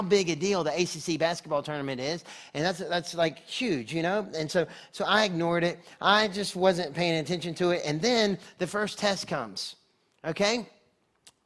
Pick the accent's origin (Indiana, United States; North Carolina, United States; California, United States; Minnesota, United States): North Carolina, United States; moved away as an adult; also born or lived in Texas; I'm from North Carolina originally. I went to school in Texas